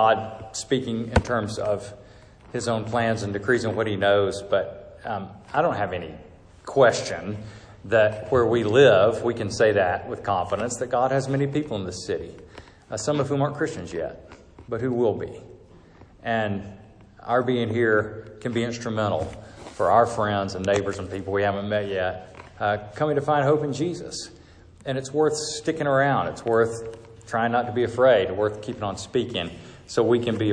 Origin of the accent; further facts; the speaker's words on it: Georgia, United States; moved away; I moved here from Georgia, where I'm from, my home